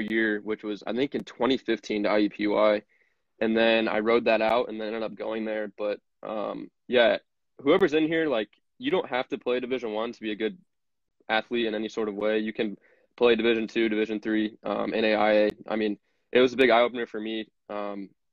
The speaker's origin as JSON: {"language": "English", "town": "Fishers", "region": "Indiana", "country": "United States", "also_born_or_lived": "Evansville, Indiana", "said": "I'm from Fishers, Indiana, which is about 20 minutes"}